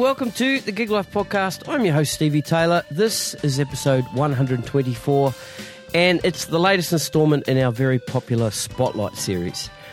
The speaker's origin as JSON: {"language": "English", "town": "Masterton", "region": "Wellington", "country": "New Zealand", "tie": "born or raised there", "said": "my hometown, Masterton"}